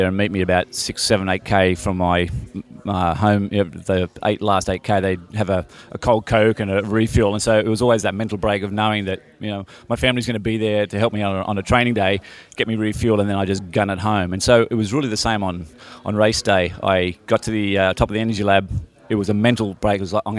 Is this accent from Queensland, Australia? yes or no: no; Sydney, New South Wales, Australia; my was a schoolboy cross country type guy back, you know, growing up in Sydney